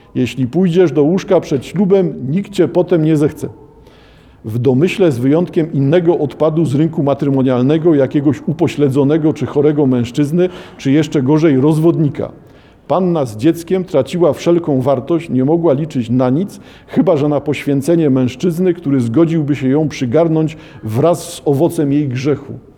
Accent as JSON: {"language": "Polish", "country": "Poland"}